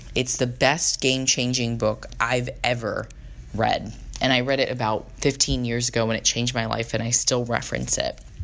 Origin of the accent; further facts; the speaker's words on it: San Diego, California, United States; moved away as an adult; now in San Francisco, United States; where I grew up in San Diego